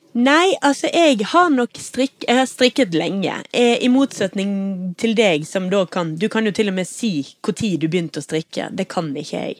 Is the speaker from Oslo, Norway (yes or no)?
yes; Oslo, Norway; also born or lived in Tromsø; now in Bergen, Norway; jeg er født i Tromsø, og jeg er oppvokst i Oslo